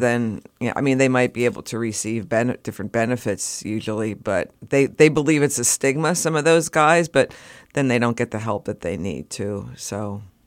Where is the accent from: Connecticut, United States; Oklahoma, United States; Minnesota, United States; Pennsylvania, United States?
Pennsylvania, United States; Reading; I came from a suburbs outside Reading